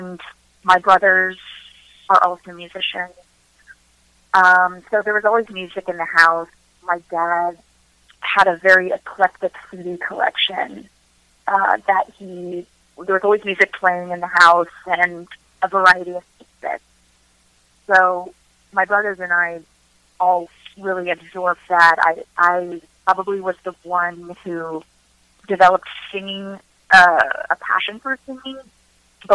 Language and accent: English; Northern Virginia, United States; also born or lived in Washington, D.C. / Seoul, South Korea / Wyoming; now in Maryland, United States; I grew up in Northern Virginia